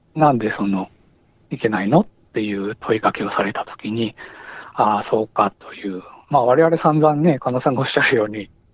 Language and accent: Japanese; Nagasaki, Japan; 私、長崎出身ですけど